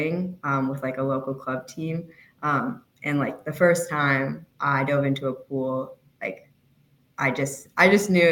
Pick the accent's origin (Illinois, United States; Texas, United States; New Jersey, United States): Illinois, United States; Chicago; I'm from Chicago